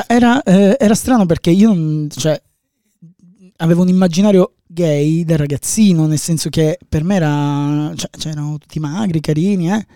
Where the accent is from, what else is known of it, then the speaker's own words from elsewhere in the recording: Palermo, Sicily, Italy; io vengo da Palermo. A Palermo c'era questa fumetteria, quando avevo 14, 13 anni